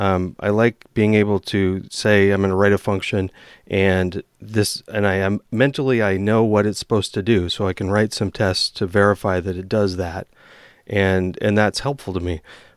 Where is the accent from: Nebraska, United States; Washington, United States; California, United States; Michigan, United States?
Washington, United States; I grew up in Eastern Washington and would go around and people would say, oh, so it rains all the time there.